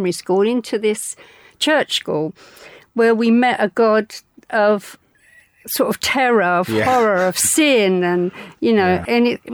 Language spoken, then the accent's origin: English; London, United Kingdom; All my life, I was brought up in the East End of London